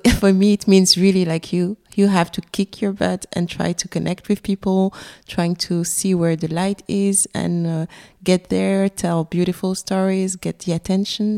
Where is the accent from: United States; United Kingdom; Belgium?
Belgium; also born or lived in Benin; We've we've been raised in Belgium